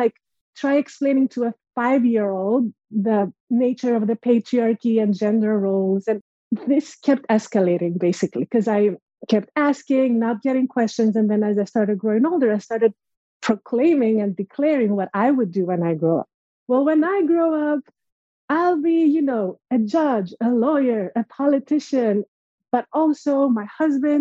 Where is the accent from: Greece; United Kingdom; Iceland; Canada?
Greece; moved away as an adult; now in United States; growing up in Greece. So I'm originally from Greece and I moved to the States 10 years ago by myself